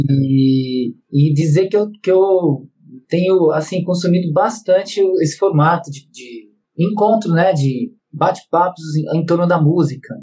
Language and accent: Portuguese; Bragança Paulista, São Paulo, Brazil; eu nasci em Bragança, mas passei um período, um período da infância em São Paulo